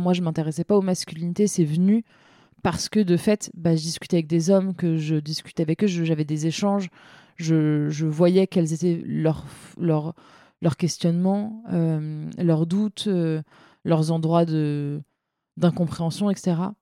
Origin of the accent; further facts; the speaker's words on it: Seine-Saint-Denis, Île-de-France, France; j'ai grandi en Seine-Saint-Denis.